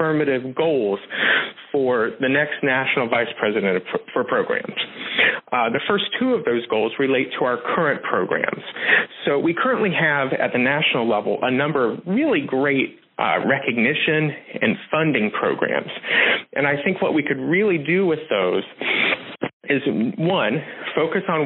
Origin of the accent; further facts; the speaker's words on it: Southern West Virginia, United States; now in Pittsburgh, United States; I'm originally from Southern West Virginia